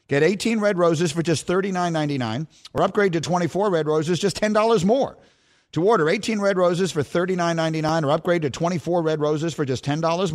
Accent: New York, United States; moved away as an adult; also born or lived in Chicago; I grew up in New York and rooted for the Knicks

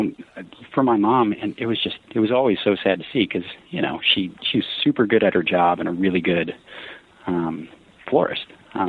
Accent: New Berlin, Wisconsin, United States; also born or lived in Colorado / Grafton, Wisconsin; So I grew up in New Berlin, is how it's said. It's just west of West Allis

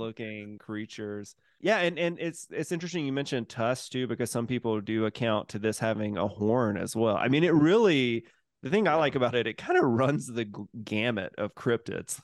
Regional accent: Mississippi, United States; moved away; I'm from Mississippi originally

